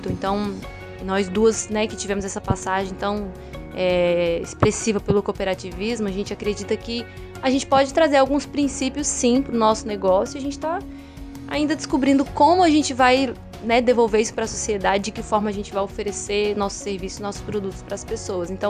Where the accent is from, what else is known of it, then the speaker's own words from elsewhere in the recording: Paraíba, Brazil; eu sou natural da Paraíba, do sertão da Paraíba, e é uma terra de pessoas muito fortes, né? Pessoas que têm um, um temperamento forte, que têm uma presença marcante, que têm um sotaque forte, por mais que eu já tenha perdido o meu